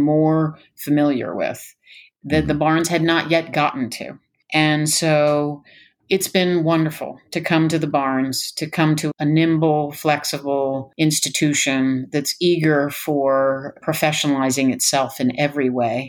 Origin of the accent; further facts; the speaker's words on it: Philadelphia, Pennsylvania, United States; moved away as an adult; also born or lived in New York; I am from Philadelphia. I grew up here.